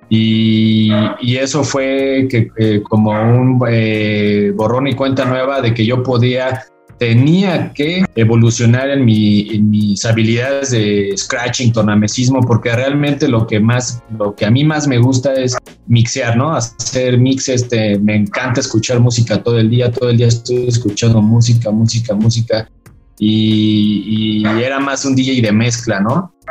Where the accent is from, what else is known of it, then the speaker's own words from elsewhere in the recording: Mexico City, Mexico; Yo soy del, bueno, ya no vivo en el norte de la ciudad, pero yo soy de Vallejo y, y este, y ahí eh, hice mis pininos, ahí aprendí